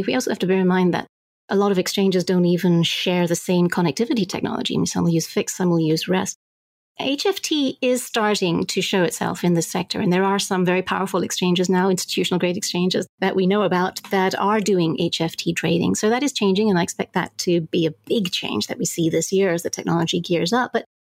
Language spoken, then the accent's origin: English; Zambia; I mean, I grew up in Zambia, and so the whole idea of banking infrastructure was something that I care a lot about